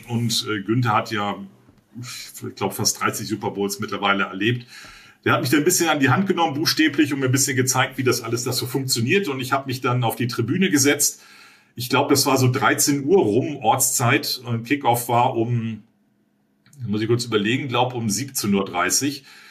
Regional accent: Berlin, Germany; ja, aus Berlin, aus Deutschland

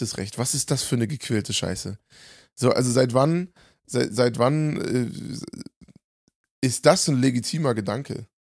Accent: Germany; in meinem Heimatland

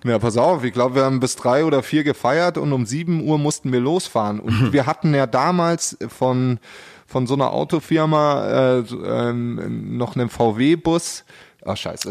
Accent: Pullach, Bavaria, Germany; in dem Kaff, wo ich herkomme, also aus Pullach

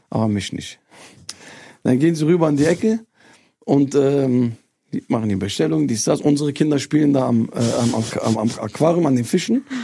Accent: Turkey; Wir haben Reisen gemacht in meine Heimat nach Türkei.

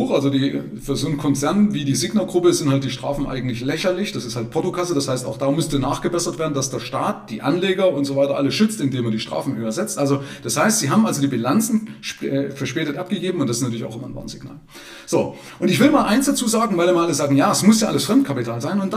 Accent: Zwickau, Saxony, Germany; Ja, interessanterweise kenne ich jemanden bei mir aus meiner Heimatstadt Zwickau, der hat es genauso

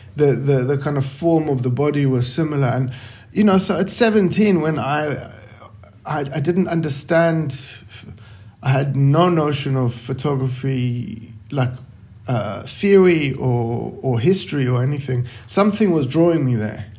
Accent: South Africa; growing up in South Africa during apartheid

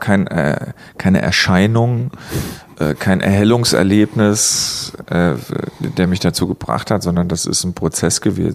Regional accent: Saarland, Germany; Ich komme aus dem Saarland und da haben wir es in der Schule mal gelernt

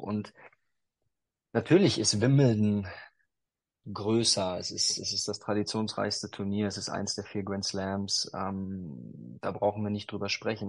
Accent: North Rhine-Westphalia, Germany; ich bin äh, in, in Westfalen groß geworden

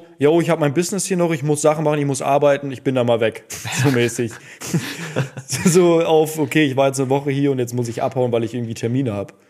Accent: Duisburg, North Rhine-Westphalia, Germany; also ich bin ja in Duisburg groß geworden

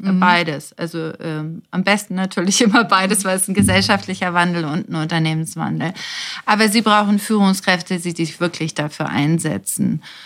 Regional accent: Germany

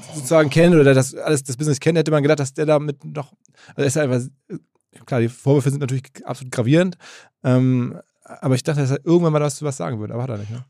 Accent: Essen, North Rhine-Westphalia, Germany; ich mit Essen da schon ein bisschen zentraler bin

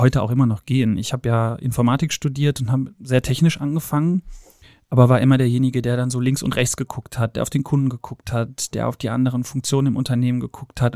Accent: Cologne, North Rhine-Westphalia, Germany; moved away; bin ursprünglich aus Köln, äh, bin aus dem Rheinland, in geboren, äh, in Ehrenfeld aufgewachsen

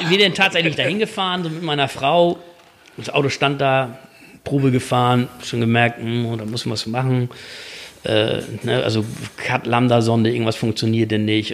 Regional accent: Kiel, Schleswig-Holstein, Germany; bei uns in Kiel

